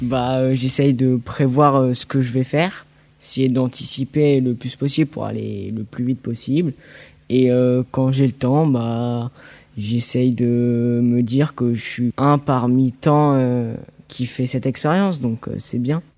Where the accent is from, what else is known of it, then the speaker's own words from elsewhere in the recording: Lyon, Auvergne-Rhône-Alpes, France; j'ai 14 ans et euh, je viens de Lyon